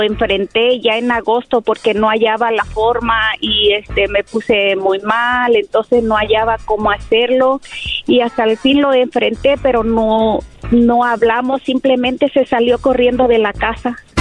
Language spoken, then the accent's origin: Spanish; Mexico; soy mexicana